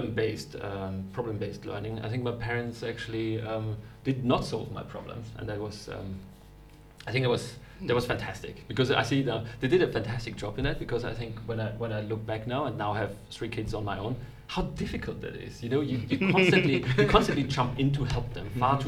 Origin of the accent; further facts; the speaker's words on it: Vienna, Austria; moved away as an adult; also born or lived in Munich, Germany; now in Germany; I'm actually from Austria. I was born and raised in Vienna in Austria.